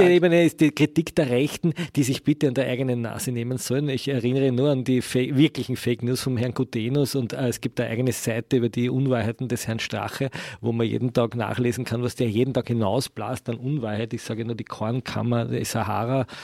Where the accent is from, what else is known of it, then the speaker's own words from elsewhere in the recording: Austria; bei uns in Österreich